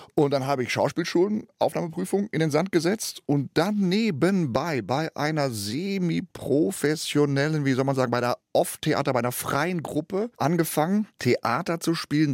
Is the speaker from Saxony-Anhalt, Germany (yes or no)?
no; Gelsenkirchen, North Rhine-Westphalia, Germany; moved away; du kriegst zwar den Jungen aus Gelsenkirchen, aber Gelsenkirchen nicht aus dem Jungen. Das heißt, meine Mentalität ist immer noch Gelsenkirchen